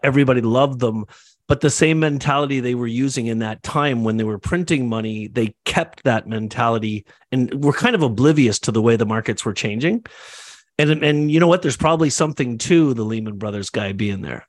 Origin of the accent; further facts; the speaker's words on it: Canada; also born or lived in Toronto; I'm Canadian, I live in Toronto